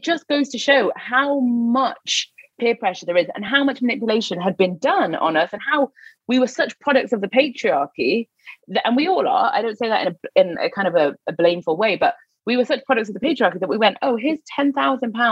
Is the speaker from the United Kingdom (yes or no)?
yes; Newcastle upon Tyne, North East England, United Kingdom; moved away; I'm from Newcastle, so I was living in the north at the time